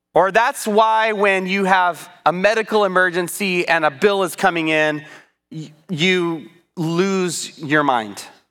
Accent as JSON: {"language": "English", "country": "United States", "said": "I'm an American"}